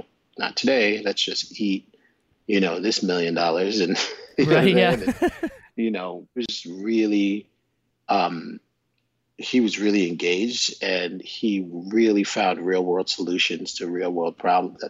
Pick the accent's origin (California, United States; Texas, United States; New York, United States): New York, United States; New York City; where I was growing up in the South Bronx